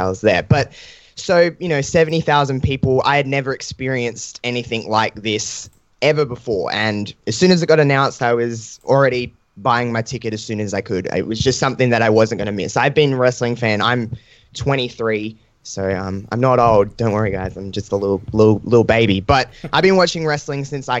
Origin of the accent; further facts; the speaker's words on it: Adelaide, South Australia, Australia; I'm from Adelaide